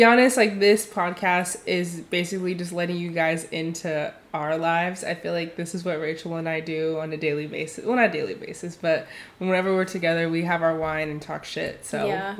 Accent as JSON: {"language": "English", "area": "Bay Area", "region": "California", "country": "United States", "tie": "born or raised there", "said": "I was born and raised here in the Bay Area."}